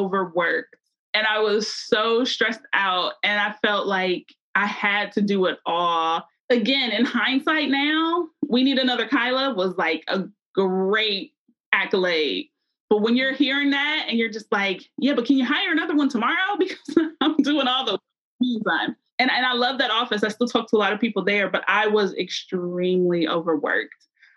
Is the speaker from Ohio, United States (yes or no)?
yes; Columbus, Ohio, United States; now in Cincinnati, United States; I'm from Columbus, Ohio, which has Ohio State